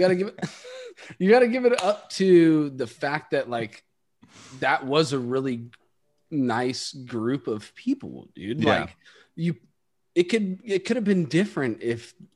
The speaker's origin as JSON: {"language": "English", "town": "Pacifica", "region": "California", "country": "United States", "tie": "born or raised there", "said": "my hometown, Pacific"}